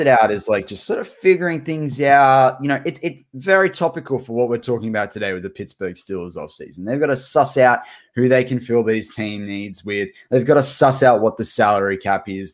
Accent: Australia; as an Aussie

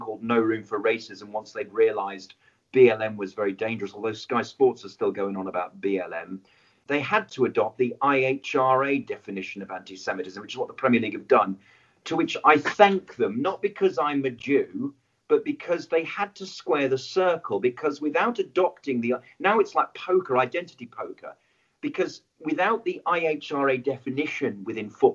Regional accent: West Midlands, United Kingdom; I'm from the West Midlands in the 70s and 80s.

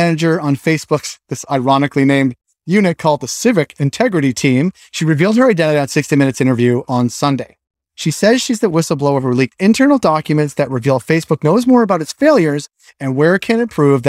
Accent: New England, United States; I'm from New England

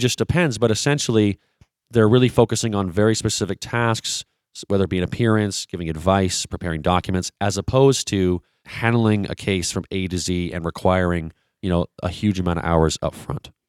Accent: Vancouver, British Columbia, Canada; I'm originally from Vancouver, British Columbia, so I am a Canadian

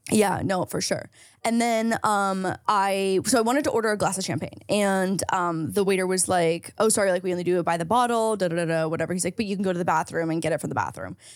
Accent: St. Catharines, Ontario, Canada; now in Los Angeles, United States; I have an hour, hour and a half drive to get to my hometown in Saint Catharines

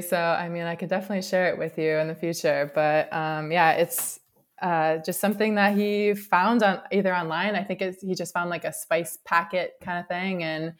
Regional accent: Wisconsin, United States; So I am from Wisconsin

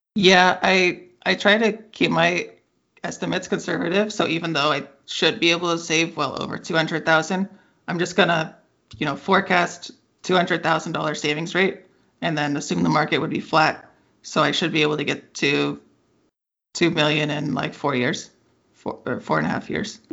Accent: Bay Area, California, United States; I grew up in the Bay Area

